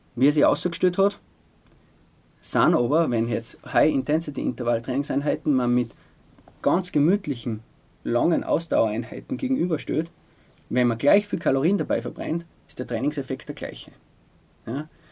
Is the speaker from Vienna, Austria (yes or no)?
no; Altaussee, Styria, Austria; now in Altmünster, Austria; Oldaussee ist meine Heimat.